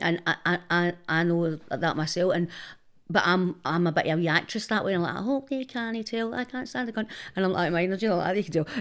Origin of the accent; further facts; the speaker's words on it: Glasgow, Scotland, United Kingdom; I'm from Denison